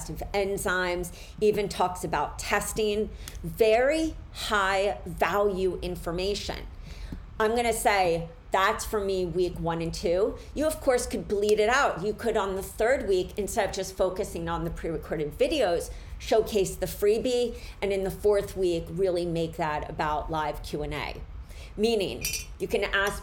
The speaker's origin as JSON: {"language": "English", "town": "Philadelphia", "region": "Pennsylvania", "country": "United States", "tie": "born or raised there", "said": "I am from Philly. I grew up in Center City, but I lived in an area in Philly where I was right near the Italian market"}